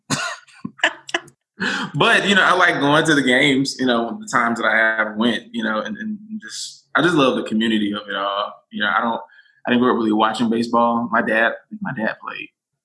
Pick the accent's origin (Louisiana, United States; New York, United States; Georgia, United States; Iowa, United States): Georgia, United States; Americus; I was born in Americus, Georgia. It is south